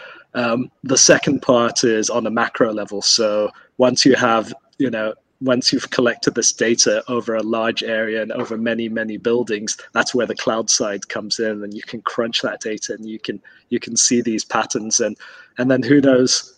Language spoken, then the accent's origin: English; Kuwait; moved away; I grew up in Kuwait